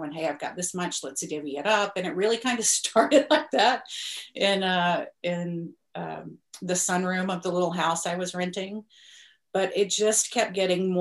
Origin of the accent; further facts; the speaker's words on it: Alabama, United States; also born or lived in San Francisco; now in Humboldt County, California, United States; I'm from Alabama, but I lived in San Francisco for a while. I had to flee the Deep South.